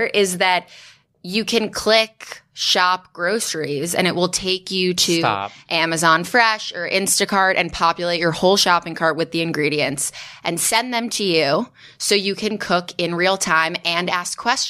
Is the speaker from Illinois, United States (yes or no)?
yes; Chicago, Illinois, United States; When I was four, I grew up in Chicago.